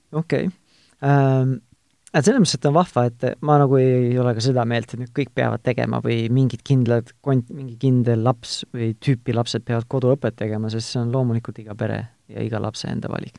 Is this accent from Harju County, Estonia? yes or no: no; Tartu, Tartu County, Estonia; mina olen ise Tartust